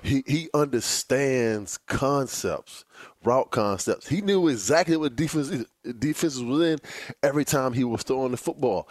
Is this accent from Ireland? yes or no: no; Virginia Beach, Virginia, United States; moved away; I'm back home here in Virginia Beach, Virginia, and my high school is playing